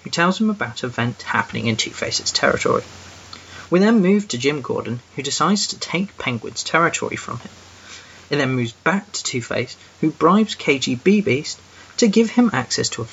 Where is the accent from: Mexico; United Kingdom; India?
United Kingdom; England; I'm that English guy